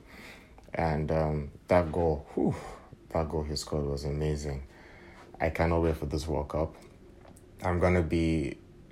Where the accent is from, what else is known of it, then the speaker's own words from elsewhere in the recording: Nigeria; I hail from Nigeria.